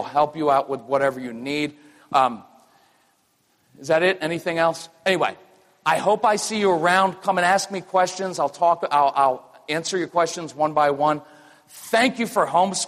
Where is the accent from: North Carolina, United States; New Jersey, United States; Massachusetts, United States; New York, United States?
North Carolina, United States; we're from North Carolina. I live in Wilmington now. We're North Carolinians.